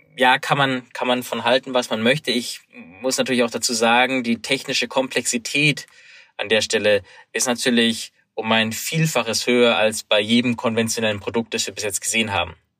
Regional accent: Munich, Bavaria, Germany; Ich habe die Konferenz in München verfolgt, meiner Heimatstadt

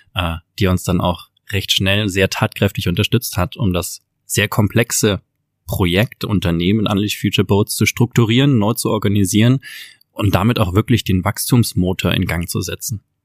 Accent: Southern Germany, Germany; in Norddeutschland, wo unser Herz zu Hause war als Süddeutsche

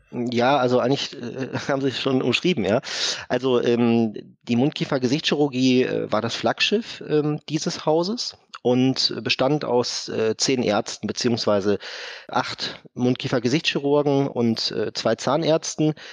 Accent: Essen, North Rhine-Westphalia, Germany; moved away as an adult; also born or lived in Giessen; Ich bin gebürtiger Essener

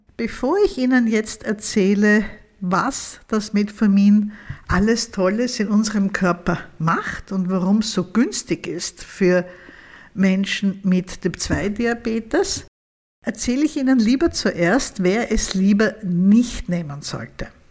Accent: Vienna, Austria; bei uns in Wien

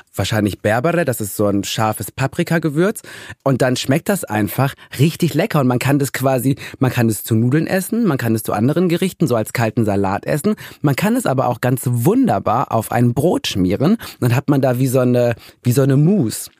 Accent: Ruhr area, North Rhine-Westphalia, Germany; Ich komme ja auch aus dem Ruhrgebiet

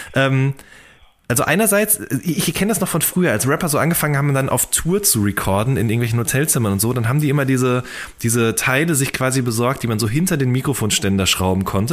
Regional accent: the Ruhr area, North Rhine-Westphalia, Germany; moved away; also ich komme aus dem Pott ursprünglich und bei uns gab es im Funpark in Hagen gab es 10-Cent-Partys

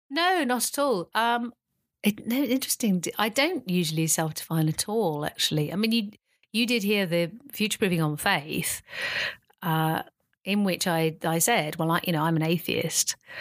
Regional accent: the Cotswolds, near Stroud, South West England, United Kingdom; I mainly grew up in the Cotswolds, in a little village near Stroud

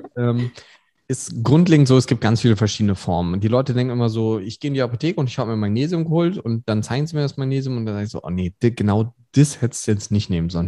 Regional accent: Germany; wir als Deutsche

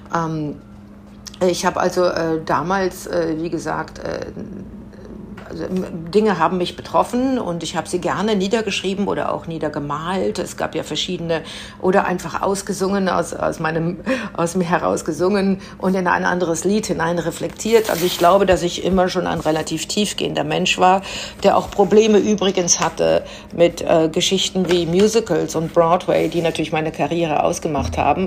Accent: Münster, North Rhine-Westphalia, Germany; ich bin in Münster aufgewachsen, äh, sehr katholische Stadt

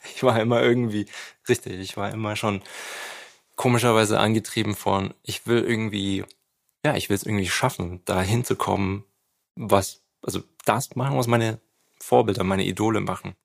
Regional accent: Nuremberg, Bavaria, Germany; also da, wo ich aufgewachsen bin, in Nürnberg

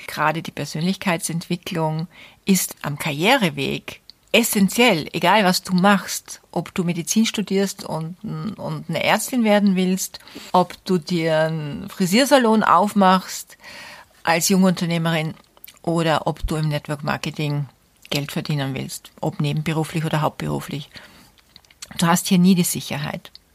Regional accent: Austria; bei uns in Österreich

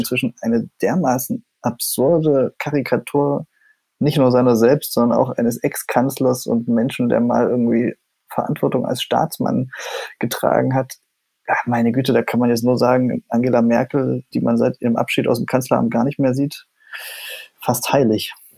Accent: East Germany, Germany; ich bin ja Ostdeutscher

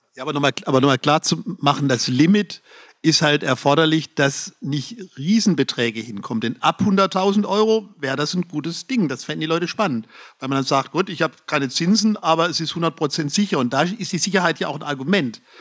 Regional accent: Lower Franconia, Bavaria, Germany; bei uns in Unterfranken

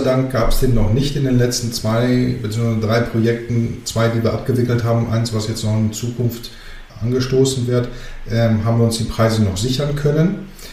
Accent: Germany; also born or lived in Greece / Athens / Thessaloniki; ich komme aus Griechenland ursprünglich, bin gebürtiger Grieche, aber in Deutschland geboren

